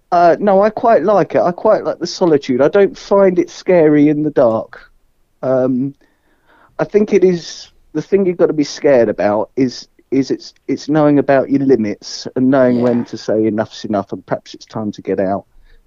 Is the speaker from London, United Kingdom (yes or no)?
no; Kent, South East England, United Kingdom; moved away as an adult; now in Somerset, United Kingdom; I grew up in Kent on the coast